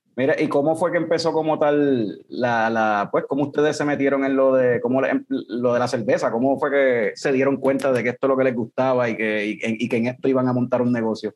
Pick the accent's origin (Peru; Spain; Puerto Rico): Puerto Rico; Ponce; yo somos de Ponce también